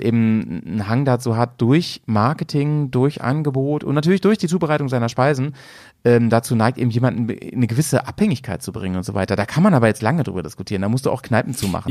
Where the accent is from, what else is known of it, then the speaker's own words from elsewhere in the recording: a village near Hannover, Lower Saxony, Germany; immer an den McDonalds in Hannover, das war so die Stadt, äh, die nächstgrößere Stadt von meinem, wo ich aufgewachsen